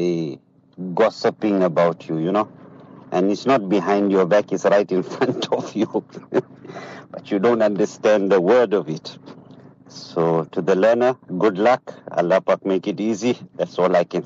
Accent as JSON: {"language": "English", "country": "Zimbabwe", "moved": "yes", "lives_now": "South Africa", "said": "I'm from Zimbabwe"}